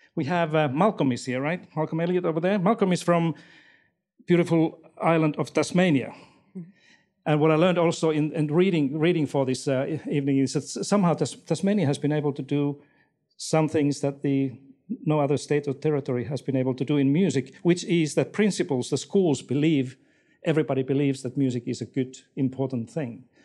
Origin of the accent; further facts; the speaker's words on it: Finland; moved away as an adult; now in Australia; I'm not from, from this country. I came from Finland four years ago here with my family